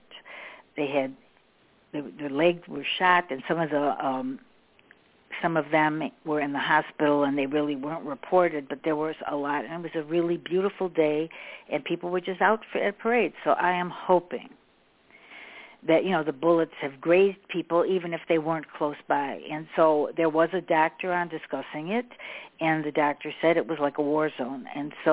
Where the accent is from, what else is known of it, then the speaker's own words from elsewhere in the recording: Chicago, Illinois, United States; I always say I'm from Chicago. I grew up in Chicago, so I live in the suburbs